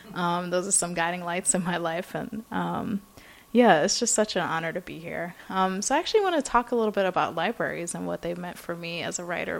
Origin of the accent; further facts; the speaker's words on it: New York City, New York, United States; moved away as an adult; also born or lived in Iowa City; So I grew up in Brooklyn. Lived probably about a 15-minute walk away from the Brooklyn Public Library, the central branch at the Grand Armory Plaza.